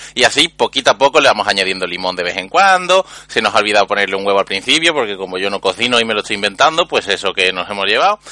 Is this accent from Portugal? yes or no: no; Andalusia, Spain; yo soy un emisario andaluz